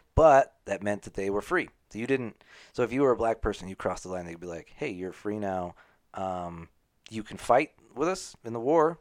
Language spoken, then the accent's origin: English; United States; I'm not British. I'm American